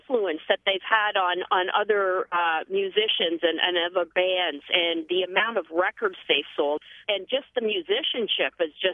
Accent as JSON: {"language": "English", "country": "Canada", "said": "Canadians are fiercely, fiercely loyal people of their country and of what we produce out of our country."}